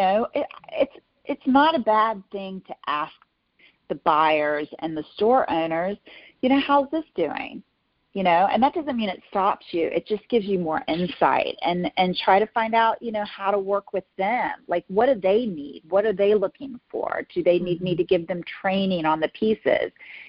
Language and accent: English; the South, United States; accent: Southern; I spent a whole year about speech to get rid of my Southern accent and to learn how to go into an audition without a Southern accent.